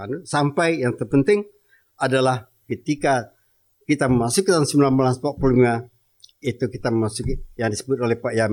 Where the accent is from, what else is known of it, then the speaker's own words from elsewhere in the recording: Aceh, Indonesia; Saya apalagi orang Aceh, Aceh tersinggung benar. Kampung saya baru dikuasai Belanda tahun 38, 1838